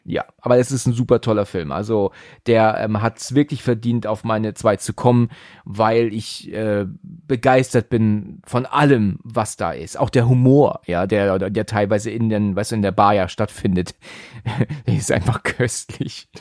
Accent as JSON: {"language": "German", "region": "Northern Germany", "country": "Germany", "said": "Ich bin ja Norddeutscher eigentlich"}